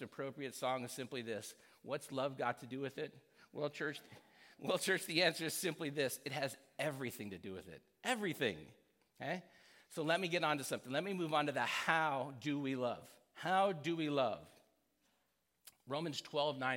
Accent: United States; growing up in America

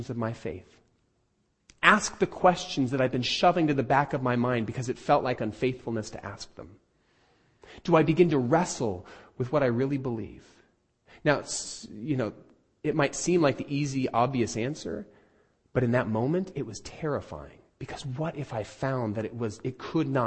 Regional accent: United States; I'm an American

